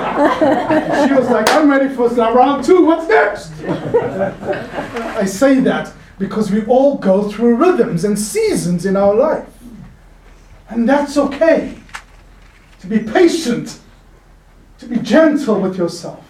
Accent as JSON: {"language": "English", "town": "Cape Town", "region": "Western Cape", "country": "South Africa", "tie": "born or raised there", "moved": "yes", "said": "I grew up in Cape Town"}